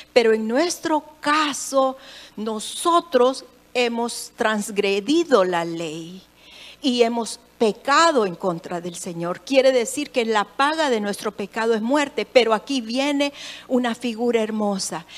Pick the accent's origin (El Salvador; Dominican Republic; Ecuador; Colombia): El Salvador; yo soy salvadoreña y qué tremendo ser salvadoreña